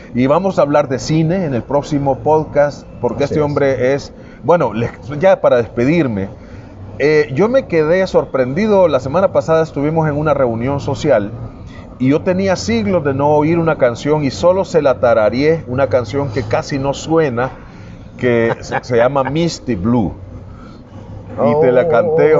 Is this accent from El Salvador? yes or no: yes; El Salvador; tenemos los salvadoreños